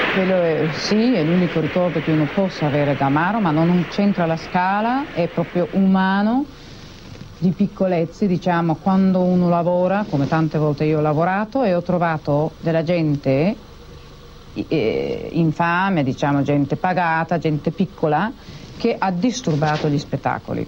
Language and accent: Italian; Greece; sono greca